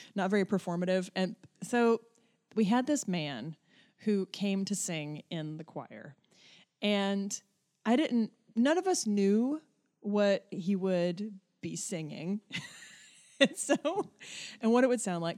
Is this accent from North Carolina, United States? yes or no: yes; Black Mountain, North Carolina, United States; moved away; I also grew up in probably what is the most liberal, little tiny, like, hole of liberalism in North Carolina